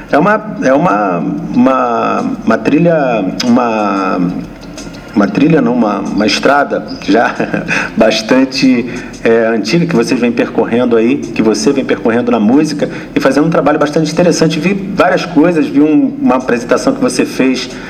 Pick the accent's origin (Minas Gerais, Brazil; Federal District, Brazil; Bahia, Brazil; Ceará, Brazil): Federal District, Brazil; Brasília; moved away as an adult; now in São Paulo, Brazil; Eu sou candango, sou brasiliense.